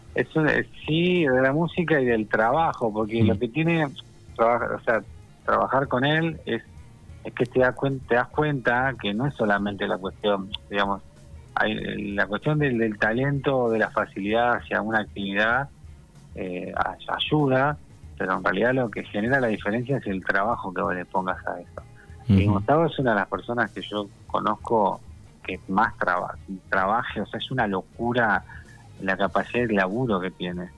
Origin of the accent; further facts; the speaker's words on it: General Pico, La Pampa, Argentina; now in Buenos Aires, Argentina; me crié ahí en General Pico, que es una ciudad muy tranquila